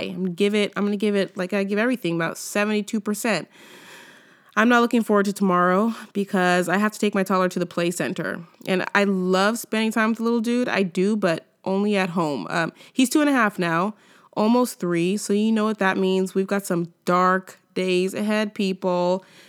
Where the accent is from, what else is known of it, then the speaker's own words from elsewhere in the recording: California, United States; moved away as an adult; now in Canada; from California